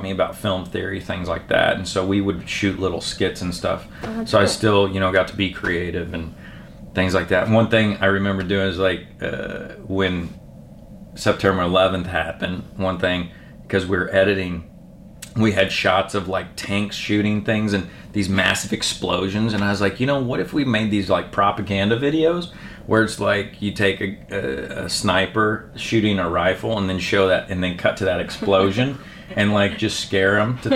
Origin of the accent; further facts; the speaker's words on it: Indianapolis, Indiana, United States; I'm originally from Indianapolis, Indiana